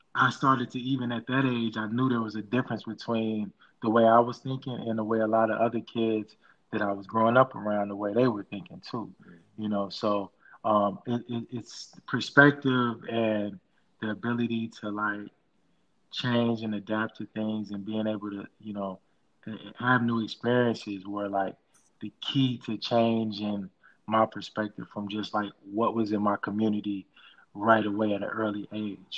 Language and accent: English; Chicago, Illinois, United States; as far as growing up in Chicago